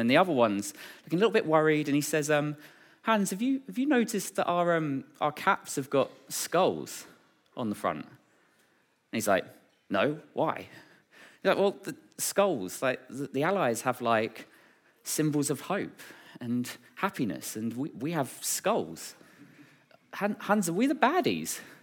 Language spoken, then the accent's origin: English; Braintree, East of England, United Kingdom; was born and raised in Braintree